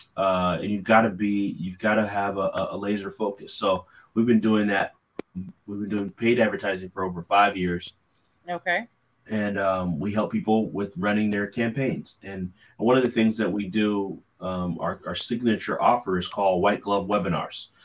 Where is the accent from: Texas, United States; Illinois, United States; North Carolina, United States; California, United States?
California, United States; now in Philadelphia, United States; I'm originally from California